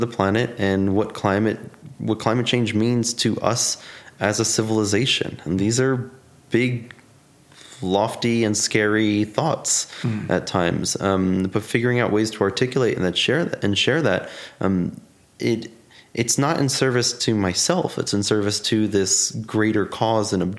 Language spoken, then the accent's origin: English; New York City, New York, United States; I grew up, born and raised in Staten Island